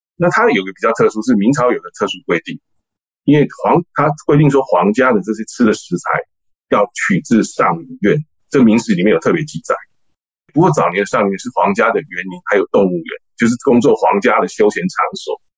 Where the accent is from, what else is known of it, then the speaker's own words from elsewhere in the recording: Taipei, Taiwan; 我是从小出生在台北市北投区哦，那我们是一个闽南家庭，所以我从小就接触到闽南人的一些家常菜啊